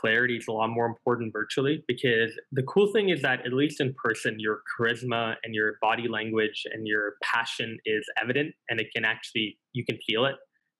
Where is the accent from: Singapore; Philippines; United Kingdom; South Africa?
Singapore; So we lost to my home country in the final on the topic of universal basic income.